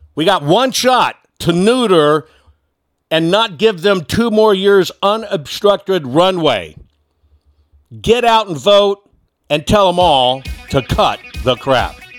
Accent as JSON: {"language": "English", "region": "Texas", "country": "United States", "said": "I call Texas my home state 'cause that's just where I spent most of my life."}